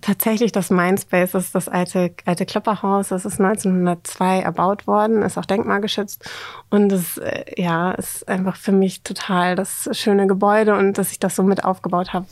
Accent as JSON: {"language": "German", "town": "Oldenburg", "region": "Lower Saxony", "country": "Germany", "also_born_or_lived": "Netherlands", "moved": "as an adult", "lives_now": "Hamburg, Germany", "said": "Ich komme ursprünglich aus Oldenburg, aus dem schönen Oldenburg."}